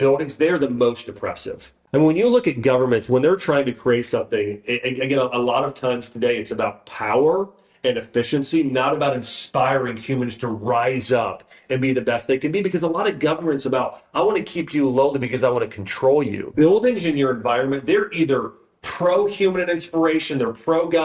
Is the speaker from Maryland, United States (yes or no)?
no; Troy, Ohio, United States; moved away; my parents' home, where I grew up in Troy, Ohio